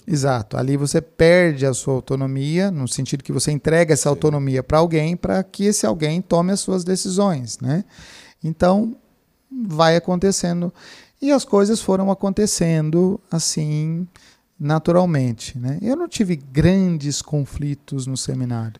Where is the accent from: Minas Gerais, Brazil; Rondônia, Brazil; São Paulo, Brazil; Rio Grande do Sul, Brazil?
São Paulo, Brazil; Franca; also born or lived in Piracicaba; eu sou natural de Franca, ah. Cidade de Franca, cidade do calçado